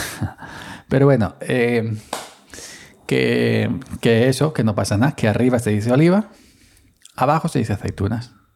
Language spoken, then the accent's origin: Spanish; Andalusia, Spain; yo soy jornalero andaluz, jornalero